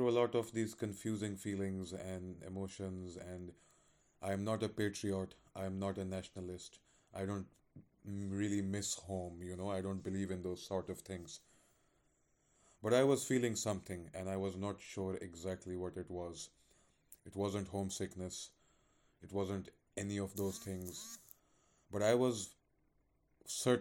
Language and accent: English; Pakistan; now in Bremen, Germany; I'm from Pakistan